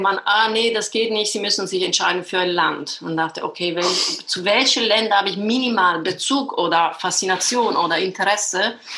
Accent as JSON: {"language": "German", "region": "Sicily", "country": "Italy", "also_born_or_lived": "Düsseldorf, Germany", "second_language": "German", "moved": "as an adult", "lives_now": "Berlin, Germany", "said": "ich komme aus Sizilien"}